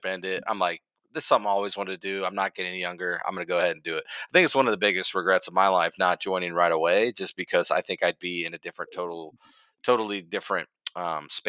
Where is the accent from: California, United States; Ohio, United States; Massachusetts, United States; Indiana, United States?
Ohio, United States; Cincinnati; I'm from Cincinnati, Ohio